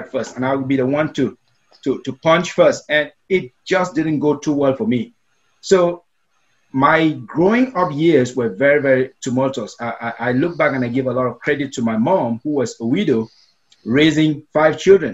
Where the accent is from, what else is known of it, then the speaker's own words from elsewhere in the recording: Cameroon; first language Meta; English is a second language; also born or lived in Asia; now in United States; as a little kid growing up in Africa, in a country known as Cameroon